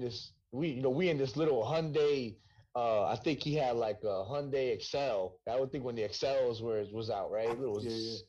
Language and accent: English; Hightstown, New Jersey, United States; also born or lived in Bronx, New York; So I grew up in Jersey. You know what I'm saying? Oh. I grew up in Hightstown, New Jersey.